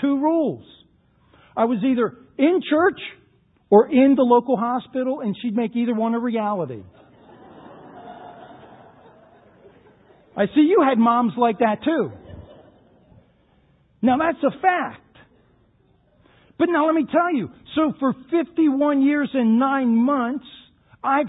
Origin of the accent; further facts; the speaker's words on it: Baltimore, Maryland, United States; I grew up in the Baltimore area